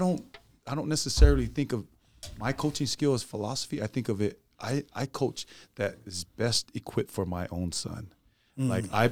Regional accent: Orem, Utah, United States; I'm from Orem. People ask me, I'm from Orem, Utah.

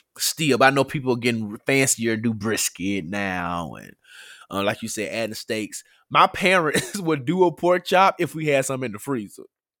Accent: Memphis, Tennessee, United States; I grew up in Memphis

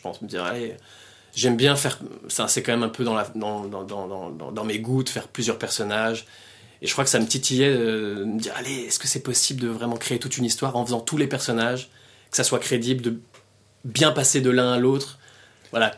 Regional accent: France; moved away as an adult; now in Belgium; je suis français, je suis venu en Belgique en 2003.

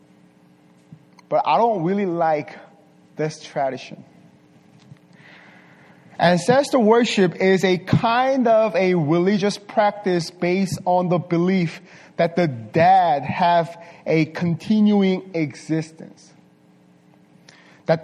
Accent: South Korea; moved away; also born or lived in Las Vegas; I was born and raised in Korea. Surprise, right? But this part of Korea, not this part, south part of Korea

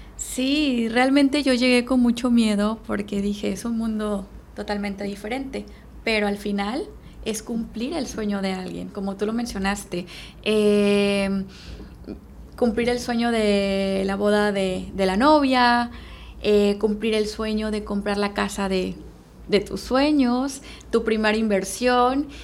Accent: Veracruz, Mexico; moved away as an adult; now in Playa del Carmen, Mexico; Soy originaria de Veracruz.

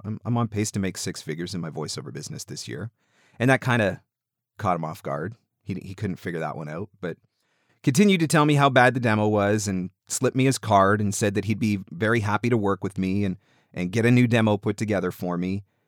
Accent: Canada; I'm Canadian.

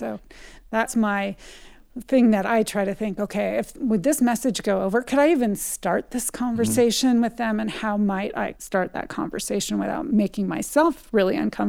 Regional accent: California, United States; I come from a family, I'm from California, but my dad is a huge hunter.

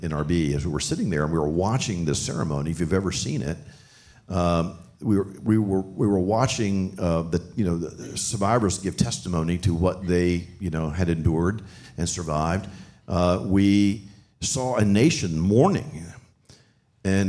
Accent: Richmond, Virginia, United States; my wife and I hail from Richmond, Virginia, and what's amazing is it's a very significant Jewish community there. So we grew up around this Jewish community

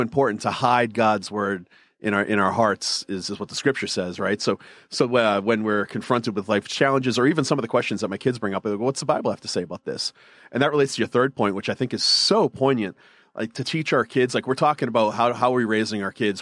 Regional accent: Northeast, United States; I grew up in the Northeast, so we're culturally Catholic

